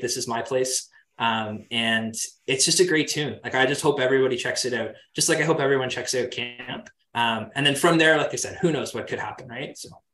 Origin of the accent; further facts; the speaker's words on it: Kingston, Ontario, Canada; I'm from Kingston. Um, I went to the same high school um, as uh, as the band